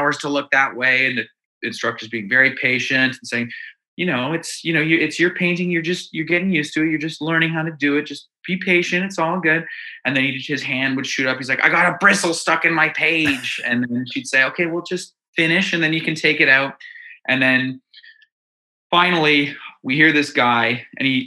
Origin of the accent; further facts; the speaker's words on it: Dundas, Ontario, Canada; also born or lived in Hamilton; I live in Hamilton right now, but we're all from Dundas, which is, it's a little suburb of Hamilton.